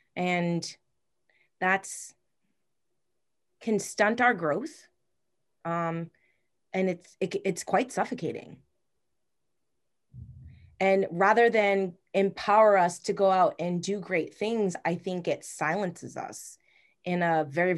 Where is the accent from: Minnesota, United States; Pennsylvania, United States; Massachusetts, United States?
Massachusetts, United States; Like, I'm from Massachusetts. I do not have a Massachusetts accent. Thank God. My brother does. My mom does.